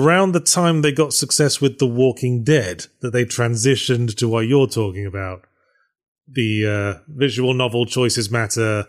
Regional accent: United Kingdom; I'm British

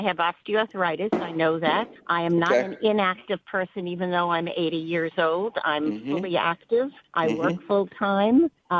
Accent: New York City, New York, United States; now in Simi Valley, United States; Well, where I'm from originally is Brooklyn, New York, but I live in Simi Valley, California.

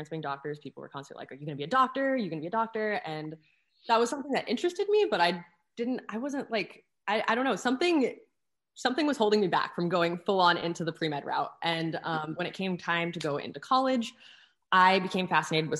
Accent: Arizona, United States; born and raised in Arizona

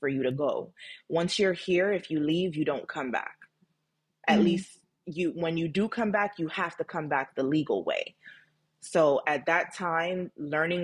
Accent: United States; born or raised there; also born or lived in Jamaica

